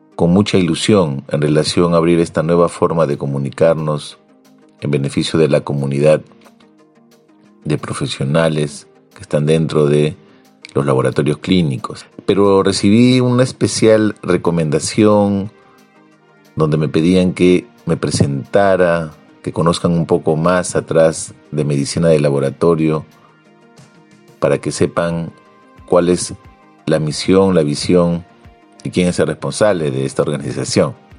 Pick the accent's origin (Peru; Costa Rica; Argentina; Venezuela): Peru; En mi país, en el, Perú